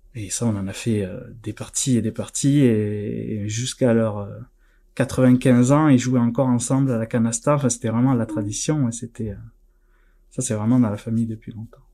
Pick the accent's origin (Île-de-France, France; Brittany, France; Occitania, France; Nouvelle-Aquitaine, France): Occitania, France; near Narbonne, the South; accent: southern; je suis originaire euh, du Sud, à côté de Narbonne, ça s'entend peut-être un petit peu